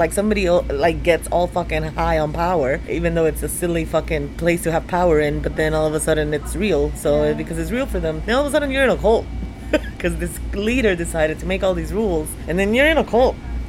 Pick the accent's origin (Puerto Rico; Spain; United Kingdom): Puerto Rico; But I'm also from Puerto Rico